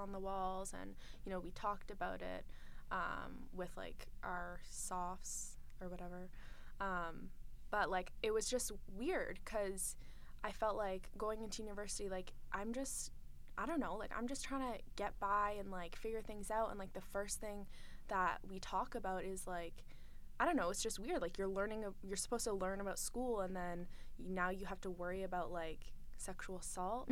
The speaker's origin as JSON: {"language": "English", "town": "London", "region": "Ontario", "country": "Canada", "said": "I'm from London"}